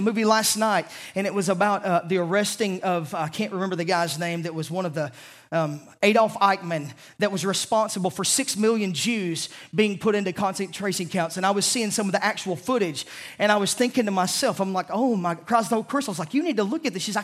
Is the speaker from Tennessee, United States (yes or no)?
yes; Savannah, Tennessee, United States; I'm from the South. I say ain't a lot